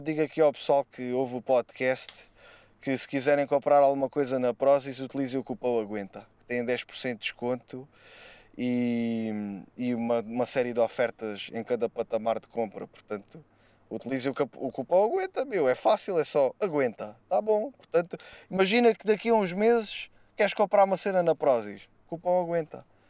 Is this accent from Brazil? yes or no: no; Alentejo, Portugal; As nossas origens são alentejanas